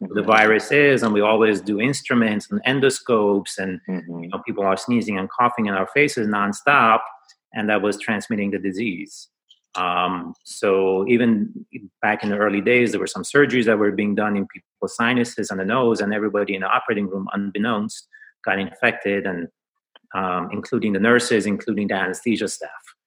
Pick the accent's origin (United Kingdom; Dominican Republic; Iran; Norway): Iran; now in New York City, United States; I was born in Iran.